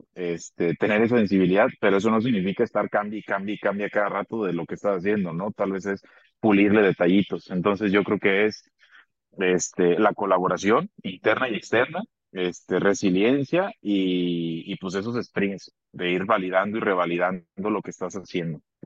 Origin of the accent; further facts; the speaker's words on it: Abasolo, Guanajuato, Mexico; now in León, Mexico; yo soy del estado de Guanajuato, soy de un municipio que se llama Abasolo, Abasolo, Guanajuato. Orgullosamente soy de ahí. Viví eh, algún tiempo acá en León, pero pero soy originario, allá